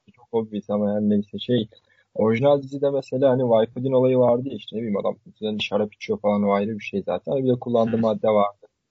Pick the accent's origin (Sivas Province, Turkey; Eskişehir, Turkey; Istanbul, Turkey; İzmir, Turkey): Sivas Province, Turkey; Ben Sivaslı olarak